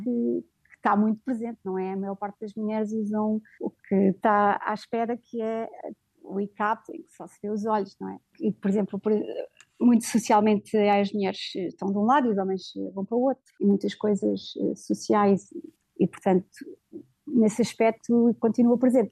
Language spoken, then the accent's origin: Portuguese; Portugal; also born or lived in Middle East; now in Riyadh, Saudi Arabia